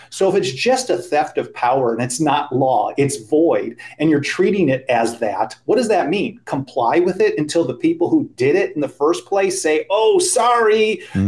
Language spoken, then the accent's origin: English; Cudahy, Wisconsin, United States; I grew up in Cudahy, Wisconsin. Yeah. And- which is a suburb of Milwaukee